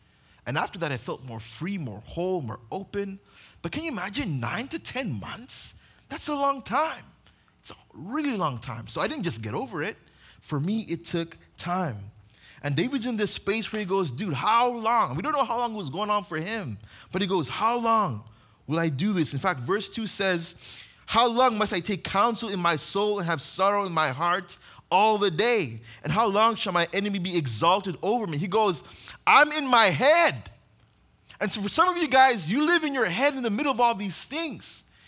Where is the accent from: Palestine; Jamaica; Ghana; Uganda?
Uganda; now in United States; If you guys don't know, I grew up on mission in Uganda.